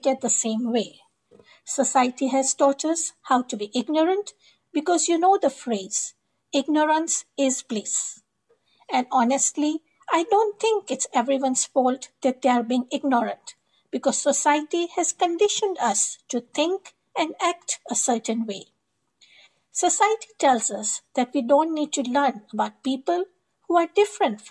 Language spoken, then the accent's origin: English; England, United Kingdom; moved away as an adult; now in Ontario, Canada; I moved here from England about 5 years ago with my 3 daughters. I'm proud to call myself a Muslim, and though I come from Great Britain